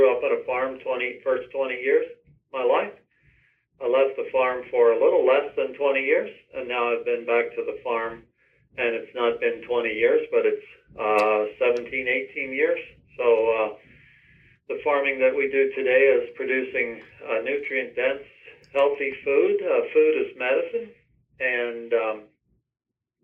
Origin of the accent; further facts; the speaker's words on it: Lancaster, Pennsylvania, United States; I was raised Amish Mennonite in Lancaster, Pennsylvania on a 100-cow dairy farm.